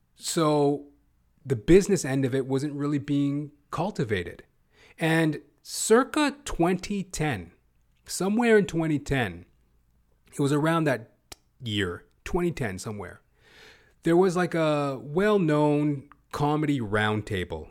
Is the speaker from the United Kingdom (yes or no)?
no; Canada; also born or lived in Toronto, Ontario / Edmonton, Alberta; I'm not even from Hollywood, you know, Toronto, Canada, Edmonton, Alberta, Canadian Canuck